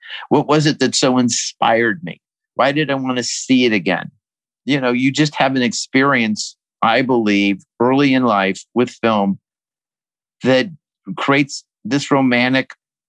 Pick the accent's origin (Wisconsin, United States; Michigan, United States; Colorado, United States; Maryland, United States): Colorado, United States; I'm growing up in Colorado